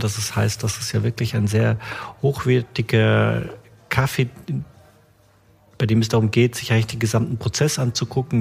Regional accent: Bavaria, Germany; now in Stuttgart, Germany; ich komme ja ursprünglich aus Bayern

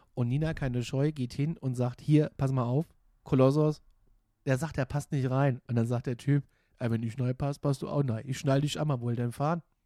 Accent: Gudensberg, Hesse, Germany; moved away as an adult; also born or lived in Kassel / Frankfurt; Gudensberg bei Kassel, da wo ich herkomme

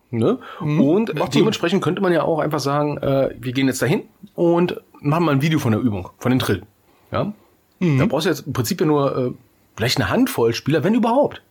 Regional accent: Berlin, Germany; moved away; ich war in meiner Heimatstadt, ja, in Berlin

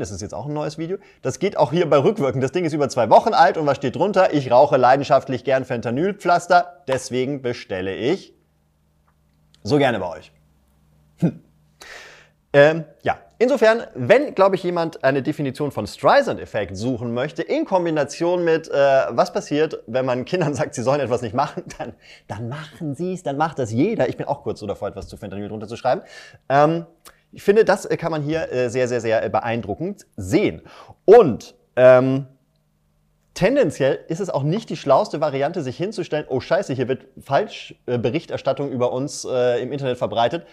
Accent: Germany; ich als Deutscher

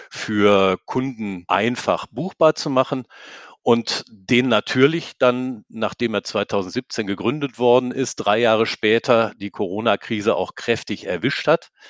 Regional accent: North Rhine-Westphalia, Germany; Ich bin ja, ich bin ja Westfale und die haben zwar immer versucht, Karneval zu feiern, aber die können das nicht.

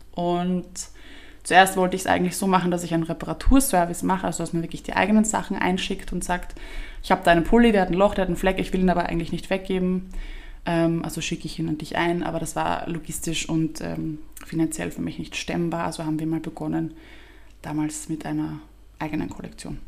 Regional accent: Vienna, Austria; für mich war trotzdem die Wiener Sprache als Wiener Kind so obvious

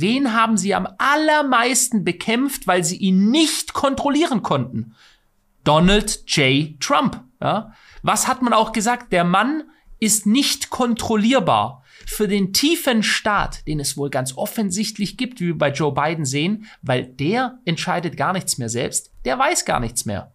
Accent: Germany; bei uns in Deutschland

